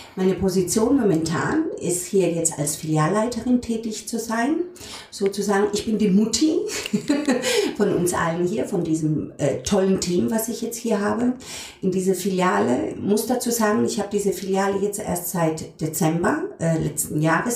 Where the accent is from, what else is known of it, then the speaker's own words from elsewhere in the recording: Frankenthal, Rhineland-Palatinate, Germany; moved away; also born or lived in Heidelberg; wir kommen beide aus der Pfalz, auch ich, geboren in Frankenthal